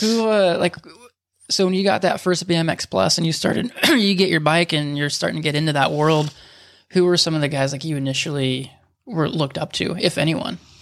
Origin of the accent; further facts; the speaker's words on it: Huntington Beach, California, United States; growing up in Huntington, like, I, you have no idea as a kid that, like, I, I live eight minutes from Sheep Hills